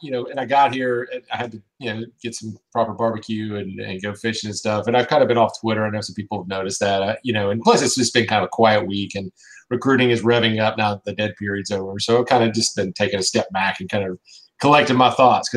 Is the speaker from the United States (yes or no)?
yes; Jacksonville, Florida, United States; moved away as an adult; I grew up here in the Jacksonville area on the west side.